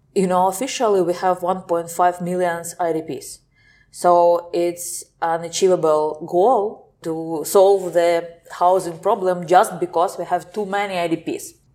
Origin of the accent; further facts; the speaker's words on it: Simferopol, Crimea, Ukraine; moved away as an adult; now in Kyiv, Ukraine; I'm from Simferopol. It's the capital of Autonomous Republic of Crimea.